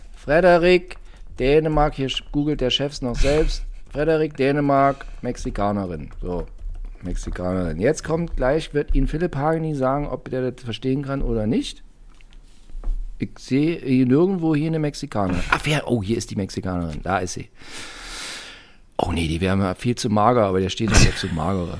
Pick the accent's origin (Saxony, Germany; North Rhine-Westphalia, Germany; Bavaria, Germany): Saxony, Germany; In Sachsen, meine Heimat